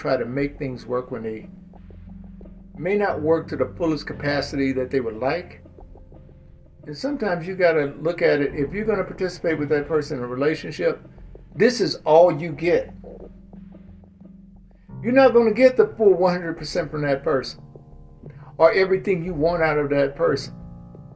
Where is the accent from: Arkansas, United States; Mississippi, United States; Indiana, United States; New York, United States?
Mississippi, United States; Growing up in Mississippi